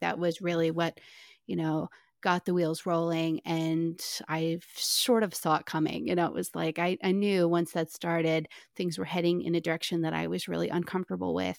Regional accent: Maryland, United States; I am from Maryland, which is super liberal, but I come from a really Republican family

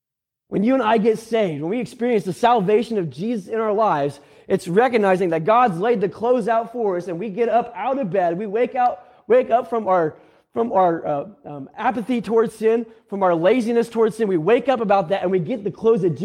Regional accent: Indiana, United States; Okay, we'll just say he grew up out on the West Coast and I grew up in Central Indiana.

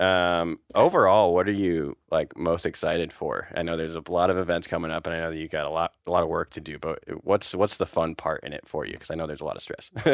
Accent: California, United States; I'm from Cali, so we don't really, a, at least in the valley and stuff, we don't, I didn't grow up with snow around me

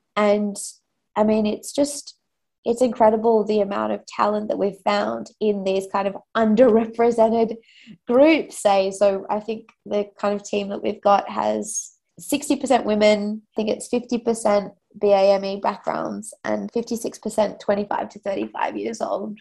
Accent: Australia; accent: Australian; moved away as an adult; also born or lived in London; I'm I'm Australian

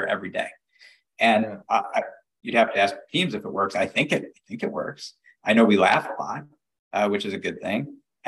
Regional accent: Detroit, Michigan, United States; I grew up in the suburbs of Detroit, Michigan

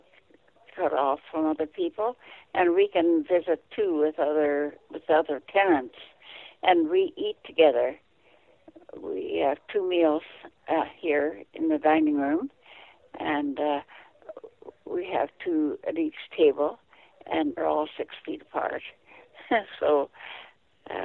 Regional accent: Merritt, British Columbia, Canada; moved away as an adult; also born or lived in Burns Lake, British Columbia; now in Smithers, Canada; I come from Merritt, or that area, and went to high school there.

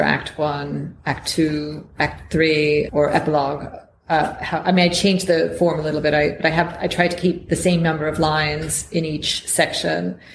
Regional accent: United States; moved away as an adult; now in United Kingdom; me as an American

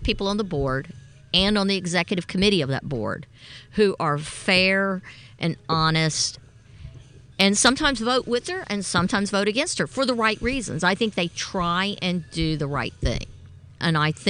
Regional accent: Columbus, Mississippi, United States; moved away as an adult; also born or lived in La Manzanilla, Mexico; I grew up on 3rd Avenue South.

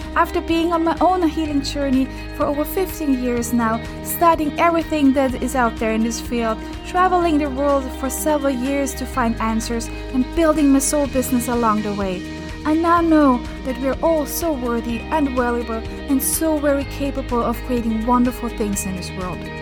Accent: Lower Austria, Austria; first language German; English is a second language; moved away; I'm originally from, uh, from Austria, from a um, teeny tiny village about an hour and a half from Vienna in Lower Austria. And my mother language is German.

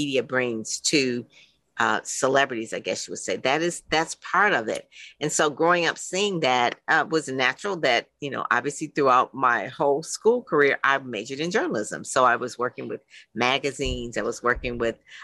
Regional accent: Detroit, Michigan, United States; I grew up in Motown

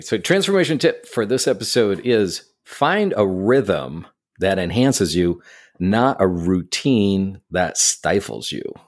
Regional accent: Syracuse, New York, United States; now in New York City, United States; I grew up in Syracuse, New York

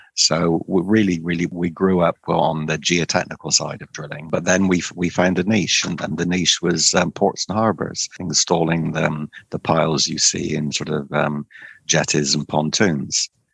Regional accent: Cornwall, South West England, United Kingdom; I was born and brought up in Cornwall

